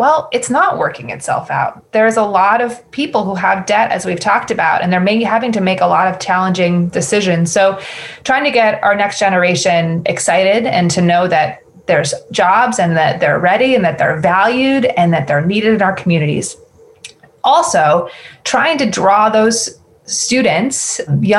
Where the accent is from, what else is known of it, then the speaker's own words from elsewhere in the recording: Newbury, Vermont, United States; I grew up in Newberry, which is in Orange County, Vermont